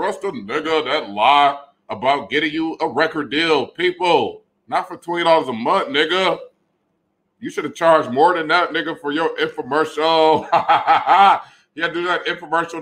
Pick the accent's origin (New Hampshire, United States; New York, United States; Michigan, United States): Michigan, United States; Detroit; I'm from Detroit